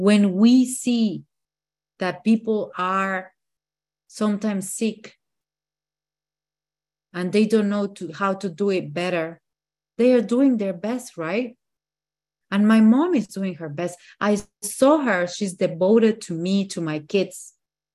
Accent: Mexico City, Mexico; English is a second language; moved away; I am from Mexico City.

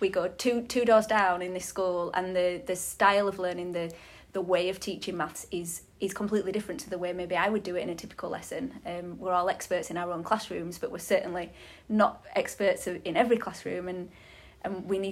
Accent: Halifax, Yorkshire and the Humber, United Kingdom; I'm from Halifax as well

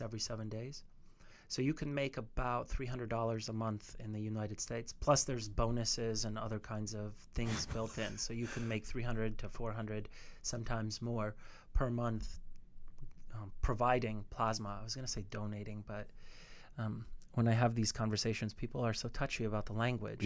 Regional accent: Canada; I'm Canadian

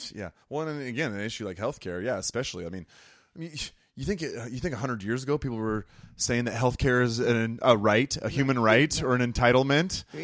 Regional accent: United States; As American people

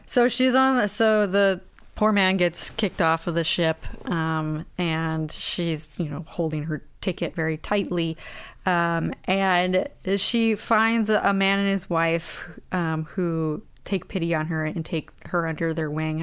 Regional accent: United States; we are deeply American

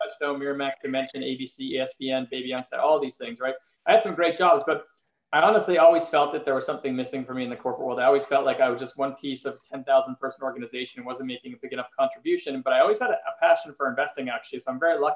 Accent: Montreal, Quebec, Canada; moved away as an adult; also born or lived in Philadelphia, United States; now in Los Angeles, United States; I am originally from Montreal, Canada, and I moved to Philly in 1998

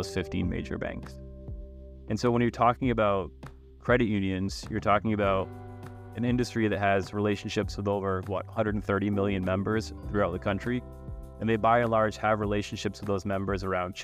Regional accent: Massachusetts, United States; moved away as an adult; also born or lived in Chicago / Boston; now in Michigan, United States; I am originally from the East Coast, Massachusetts. Moved to Michigan in 2018

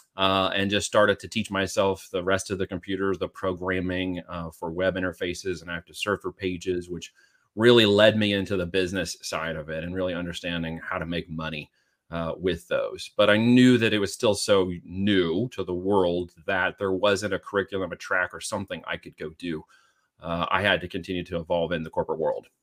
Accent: Medford, Oregon, United States; moved away as an adult; also born or lived in Independence, Missouri / Arizona / Iowa; I grew up in the, uh, cul-de-sac, uh, but we would go out all the time, um, from the little town there called Medford in southern Oregon

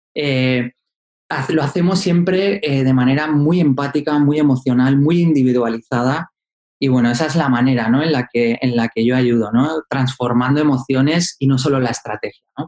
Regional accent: Asturias, Spain; yo soy asturiano y vivía en la cuenca minera

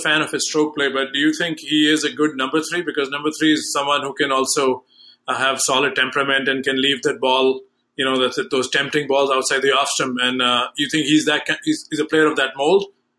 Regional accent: India; now in United States; I'm originally from India, now live in the States

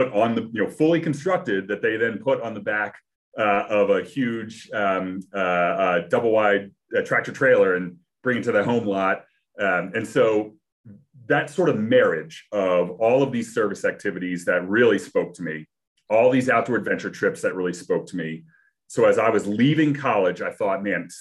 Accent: Wilmington, Delaware, United States; moved away as an adult; now in Colorado, United States; I was born in Wilmington, Delaware, and grew up, you know, went to high school there

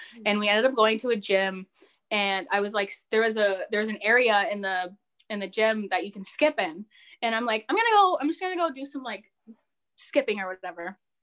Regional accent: Windsor, Ontario, Canada; I'm from Windsor

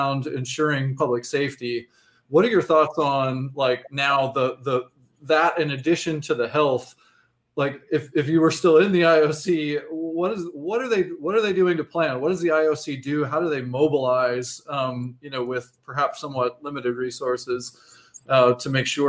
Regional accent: Atlanta, Georgia, United States; I grew up in Atlanta

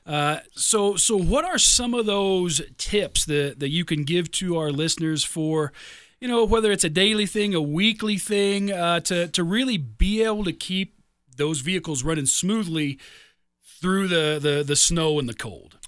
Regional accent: Midwest, United States; moved away; also born or lived in Chicago suburbs, Illinois; I grew up in the Midwest. I lived, you know, ten years in the Chicago suburbs

